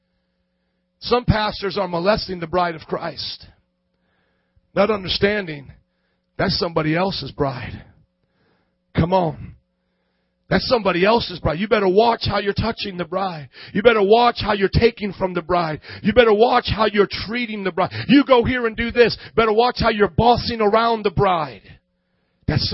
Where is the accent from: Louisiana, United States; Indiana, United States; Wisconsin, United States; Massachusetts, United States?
Indiana, United States; Fort Wayne; moved away as an adult; now in Chicago, United States; I was from Fort Wayne, Indiana